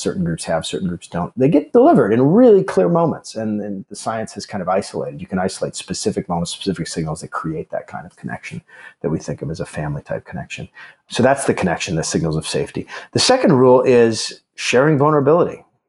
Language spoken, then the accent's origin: English; Alaska, United States; moved away; also born or lived in Chicago; I grew up in Alaska